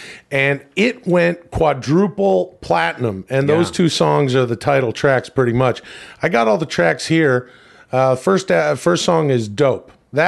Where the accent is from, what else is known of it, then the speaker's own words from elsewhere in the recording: Western Canada, Canada; growing up in the Western Canadian suburbs, you know, you'd think that it would be all …, …, and ….